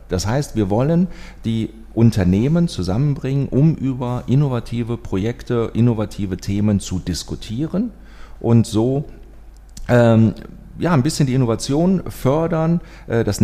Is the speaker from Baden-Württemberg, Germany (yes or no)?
no; Düsseldorf, North Rhine-Westphalia, Germany; ich bin äh, Düsseldorfer, ähm, so ein halbes Urgestein aus Ratingen.